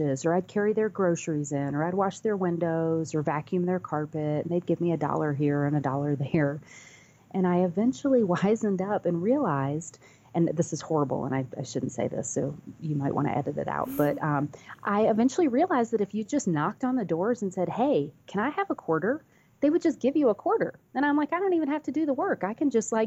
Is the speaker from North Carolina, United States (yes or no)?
yes; North Carolina, United States; also born or lived in Virginia / Washington, D.C.; I grew up, I was born in Virginia, Washington, D.C., and then ended up in North Carolina primarily